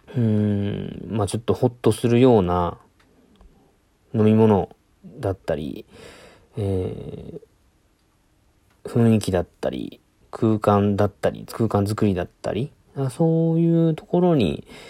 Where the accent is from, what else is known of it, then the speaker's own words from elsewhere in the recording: Itoshima, Fukuoka, Japan; 僕の地元は、あの、福岡県の糸島市ってところなんですけど